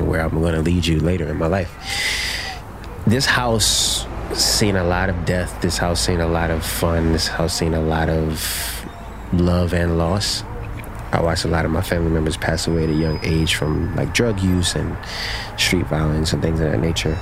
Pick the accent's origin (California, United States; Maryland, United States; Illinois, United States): Maryland, United States; Baltimore; I grew up in Baltimore